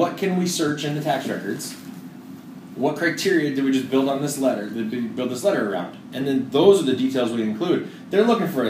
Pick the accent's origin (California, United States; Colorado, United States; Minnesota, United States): Minnesota, United States; We're from Minnesota, too.